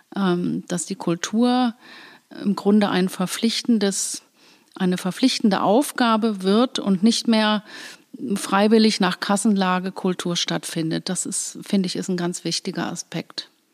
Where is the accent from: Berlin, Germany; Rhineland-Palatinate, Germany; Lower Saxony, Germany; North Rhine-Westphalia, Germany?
Rhineland-Palatinate, Germany; Koblenz; also born or lived in Bad Nauheim, Hesse / Los Angeles, United States; Ich bin in Bad Nauheim geboren, im, in Hessen und meine Eltern sind hier ganz früh nach Koblenz gekommen. Da war ich gerade vier Monate alt.